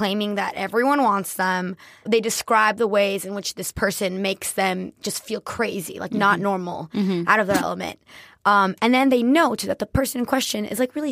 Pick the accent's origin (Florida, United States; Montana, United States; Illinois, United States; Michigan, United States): Florida, United States; Miami; I am Colombian, born and raised in Miami, Latino capital of America